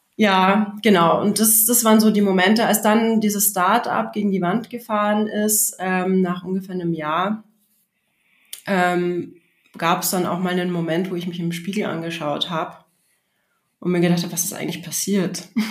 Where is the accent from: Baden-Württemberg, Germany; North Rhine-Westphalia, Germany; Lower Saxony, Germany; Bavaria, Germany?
Bavaria, Germany; Regensburg; im Stadttheater in Regensburg, wo ich aufgewachsen bin